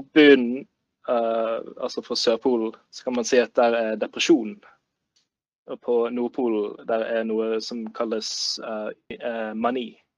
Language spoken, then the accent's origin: Norwegian; Bergen, Vestland, Norway; så kommer jeg fra Bergen.